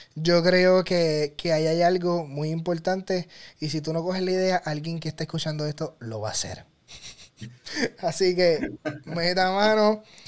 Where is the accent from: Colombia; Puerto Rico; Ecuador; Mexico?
Puerto Rico; que soy puertorriqueño